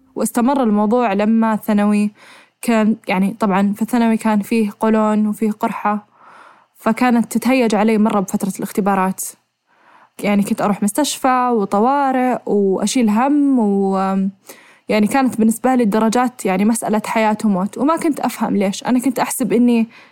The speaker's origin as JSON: {"language": "Arabic", "country": "Saudi Arabia", "said": "احنا عندنا بالسعوديه"}